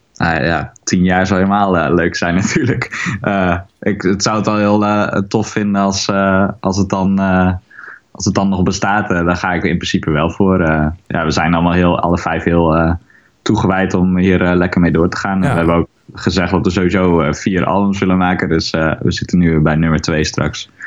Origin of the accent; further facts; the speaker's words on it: Haren, Groningen, Netherlands; ik ben eigenlijk hier opgegroeid in Haren